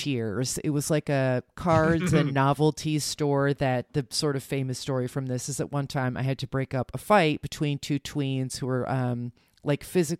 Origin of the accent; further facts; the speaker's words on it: New Jersey, United States; accent: Jersey; Anyway, listen to my Jersey accent now coming out, which I did not have when I was a kid.